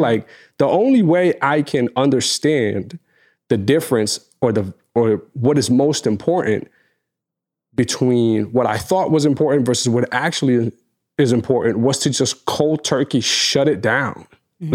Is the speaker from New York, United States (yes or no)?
yes; New York, United States; we're from New York